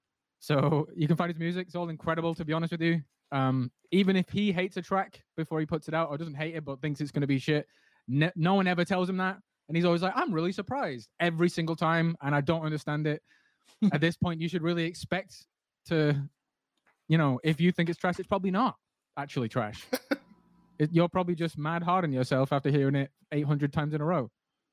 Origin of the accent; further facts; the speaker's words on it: England, United Kingdom; This is just how it is. I'm from England.